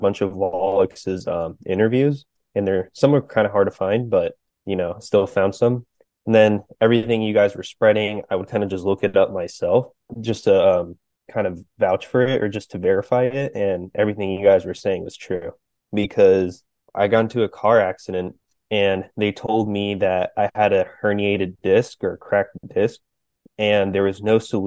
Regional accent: Florida, United States; I am from Florida originally

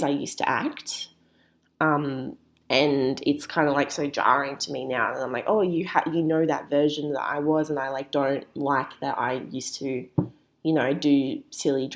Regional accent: Melbourne, Victoria, Australia; I grew up in Melbourne. I've never had the small town experience.

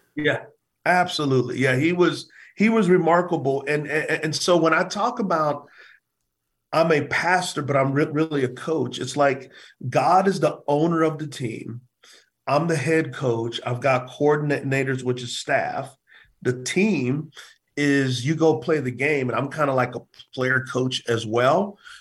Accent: San Antonio, Texas, United States; moved away; also born or lived in Provo, Utah; both of us from San Antonio. We're from Texas.

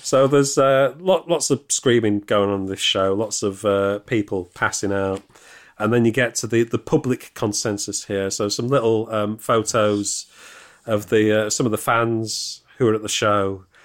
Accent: Sheffield, Yorkshire and the Humber, United Kingdom; I grew up in Sheffield

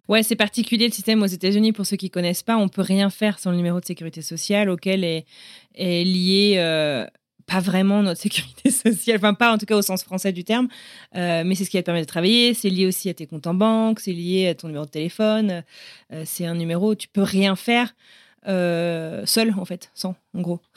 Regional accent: France; On est français

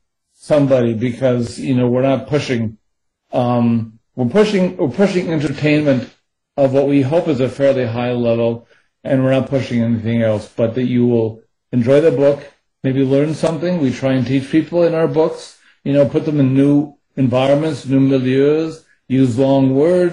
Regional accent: United States; I'm speaking as an American

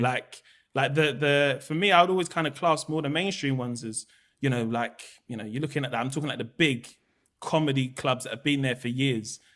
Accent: London, United Kingdom; also born or lived in Peckham; we grew up in Camberwell

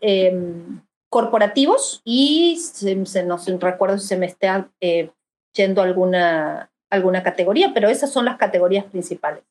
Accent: Argentina; moved away as an adult; also born or lived in Monterrey, Mexico; now in Mexico

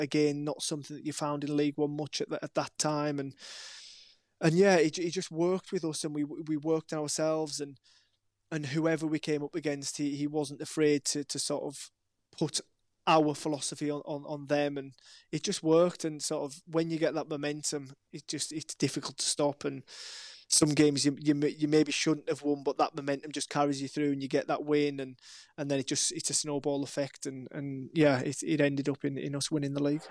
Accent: Maryport, North West England, United Kingdom; moved away as an adult; also born or lived in Wilmington, North Carolina / Brighton; my hometown of Maryport

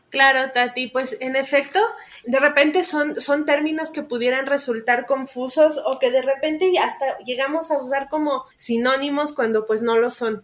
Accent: Pachuca, Hidalgo, Mexico; Yo soy de Pachuca Hidalgo.

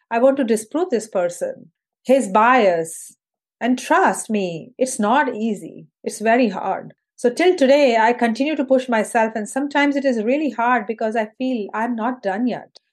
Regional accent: Indore, Madhya Pradesh, India; moved away as an adult; also born or lived in Mumbai, India; now in United States; So I'm originally from India, from a city called Indore, which is in the central part of India. And uh, I did my high school and undergrad in engineering from Indore

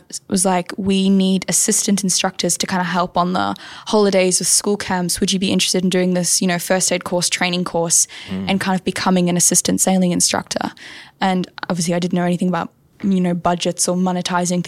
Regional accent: South Africa; now in New South Wales, Australia; I'm South African

